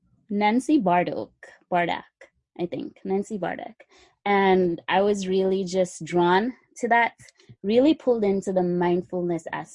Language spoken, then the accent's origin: English; Jamaica; now in United States; I'm from Jamaica. That's where I originated from. I came to the United States and studied nursing